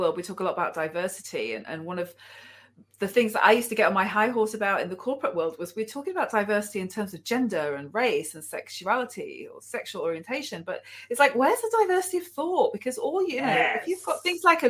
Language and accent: English; Manchester, North West England, United Kingdom; I was raised in Manchester, which is in the northwest of England